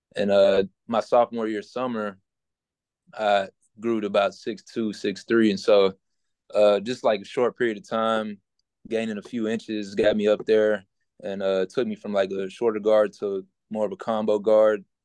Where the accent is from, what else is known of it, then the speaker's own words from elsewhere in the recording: Shreveport, Louisiana, United States; moved away; I born and raised there, well, not born, but raised there